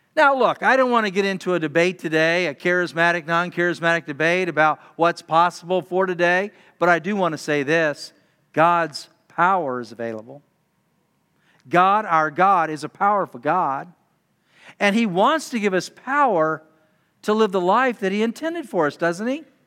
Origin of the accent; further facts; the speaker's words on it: Utah, United States; being a high school student growing up in Utah